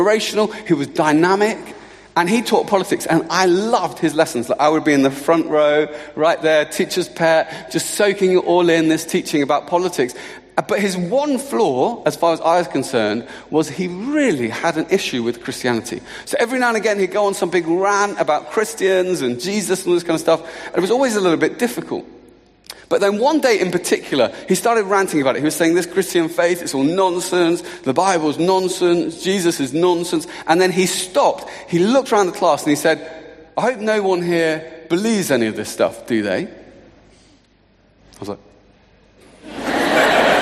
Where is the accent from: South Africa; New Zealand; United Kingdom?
United Kingdom; Luton, East of England; I'm from Luton.